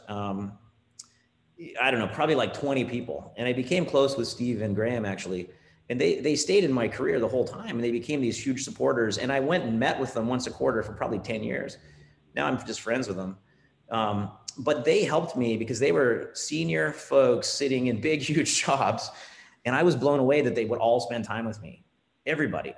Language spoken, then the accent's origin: English; Ontario, Canada; moved away as an adult; also born or lived in California; Ontario is where I'm from. I'm Canadian